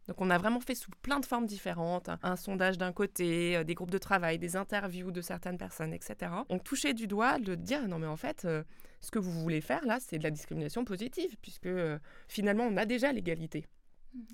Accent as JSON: {"language": "French", "area": "Alsace", "region": "Grand Est", "country": "France", "tie": "born or raised there", "said": "moi je suis alsacienne, je suis née euh, euh, et j'ai grandi à quelques kilomètres de, la frontière"}